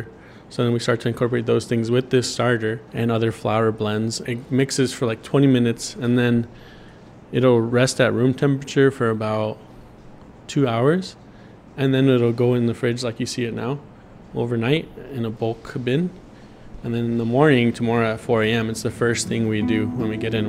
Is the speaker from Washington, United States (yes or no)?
no; Bakersfield, California, United States; also born or lived in Los Angeles; growing up here as an American raised by Mexican immigrants, born in Bakersfield